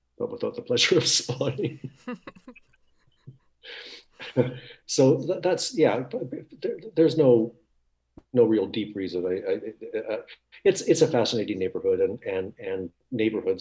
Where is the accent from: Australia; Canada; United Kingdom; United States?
Canada; Winnipeg, Manitoba; moved away; I grew up in Winnipeg.